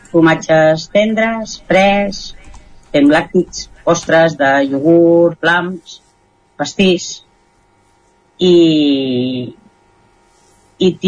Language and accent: Catalan; Catalonia, Spain; nosaltres no som del Ripollès, som del Vallès Oriental i fa 25 anys que estem aquí